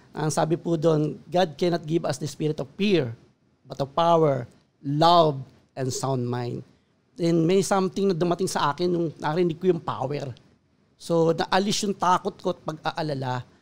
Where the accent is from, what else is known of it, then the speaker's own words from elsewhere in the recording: Caloocan, Metro Manila, Philippines; Ako po ay laking Caloocan. So sa Caloocan po ako natuto ng mga bagay-bagay sa buhay sa mundong ito.